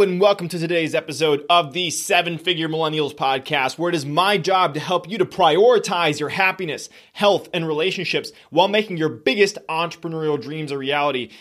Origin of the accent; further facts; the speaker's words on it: United States; first language Spanish; I was born in the United States